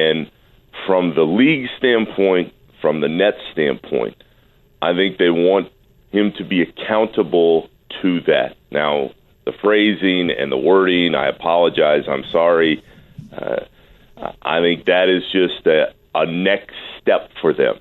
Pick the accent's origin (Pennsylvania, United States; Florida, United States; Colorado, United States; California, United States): Florida, United States; Orlando; growing up in Orlando